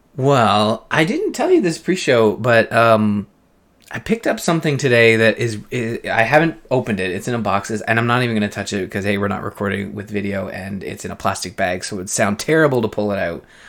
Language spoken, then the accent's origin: English; Canada; this is a show that has two Canadians